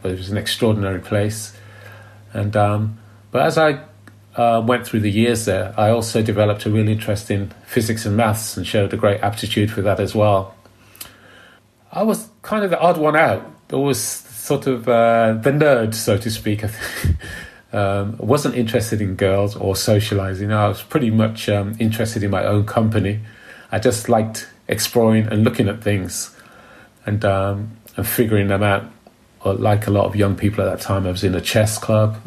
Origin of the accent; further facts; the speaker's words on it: Birmingham, West Midlands, United Kingdom; I grew up in Borsall Heath, which is quite an impoverished bit of Birmingham